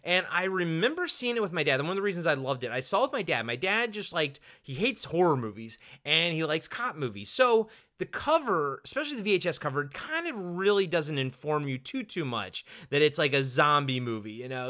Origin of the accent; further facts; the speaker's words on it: Roanoke, Virginia, United States; I was born in Roanoke, Virginia